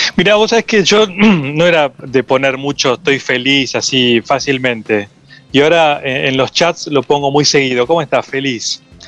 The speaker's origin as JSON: {"language": "Spanish", "town": "Necochea", "region": "Buenos Aires Province", "country": "Argentina", "moved": "yes", "said": "soy de Necochea y ahora voy mucho allá"}